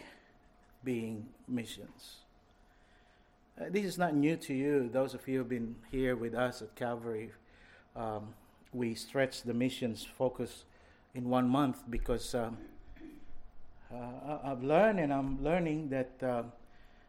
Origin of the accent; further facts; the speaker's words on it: Philippines; moved away; I grew up in the Philippines in Joe's days.